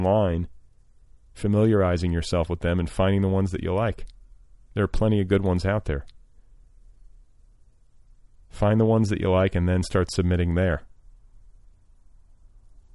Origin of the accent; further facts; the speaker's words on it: Indianapolis, Indiana, United States; now in Los Angeles, United States; I'm from Indianapolis